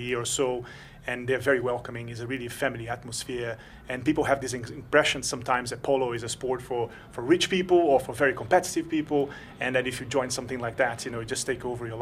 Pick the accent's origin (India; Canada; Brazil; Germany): Brazil; also born or lived in London; now in Luxembourg; I'm originally from Brazil, and I've been living in Luxembourg for about 3 months.